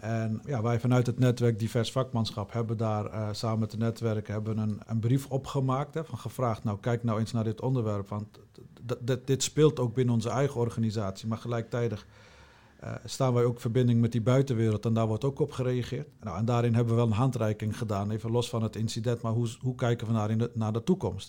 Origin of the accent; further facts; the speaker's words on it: Utrecht, Netherlands; Mijn roots liggen in Utrecht, geboren en getogen in Utrecht